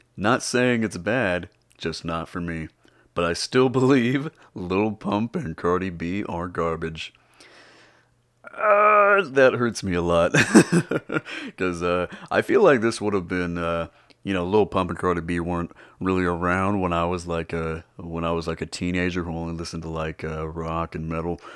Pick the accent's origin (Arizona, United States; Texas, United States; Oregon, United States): Texas, United States; I was born and raised in Texas